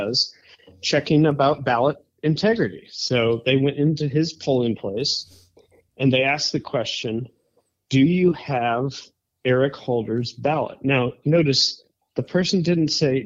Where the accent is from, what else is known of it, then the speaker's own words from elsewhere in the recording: Wisconsin, United States; We're two guys from the Midwest. I grew up in Wisconsin